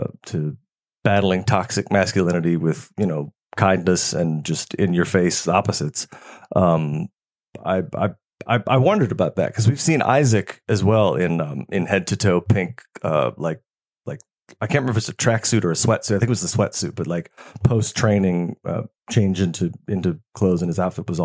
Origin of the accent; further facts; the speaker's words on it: Chicago, Illinois, United States; now in Atlanta, United States; I grew up in Chicagoland.